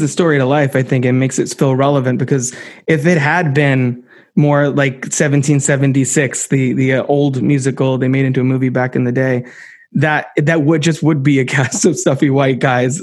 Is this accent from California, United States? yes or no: no; New Jersey, United States; someone who was born in New Jersey